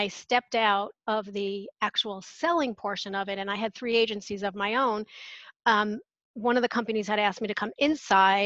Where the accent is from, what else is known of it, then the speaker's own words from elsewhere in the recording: New York, United States; moved away; I'm originally from New York